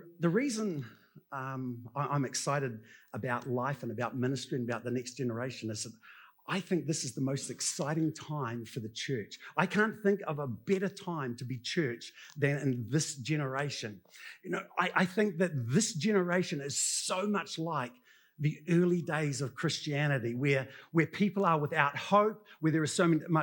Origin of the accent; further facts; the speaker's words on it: New Zealand; being good Kiwi blokes